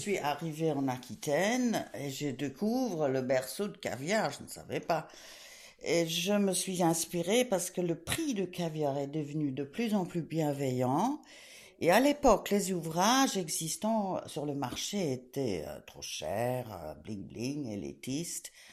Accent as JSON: {"language": "French", "region": "England", "country": "United Kingdom", "tie": "born or raised there", "also_born_or_lived": "Switzerland / France / South America", "moved": "yes", "said": "Je suis née en Suisse, élevée en Angleterre, d'une famille cosmopolite"}